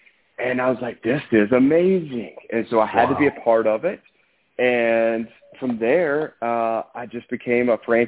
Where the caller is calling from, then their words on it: Mobile, Alabama, United States; Mobile, Alabama.